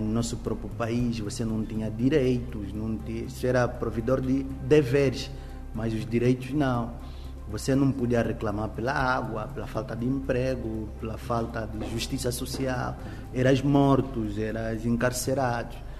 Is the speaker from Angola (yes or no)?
yes; Moxico, Angola; moved away; eu venho do Mochico